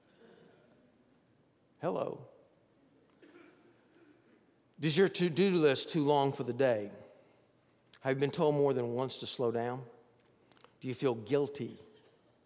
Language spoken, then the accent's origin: English; Bogart, Georgia, United States; I remember growing up near Athens, Georgia, in a little town called Bogart. I went to Bogart Elementary in my early days.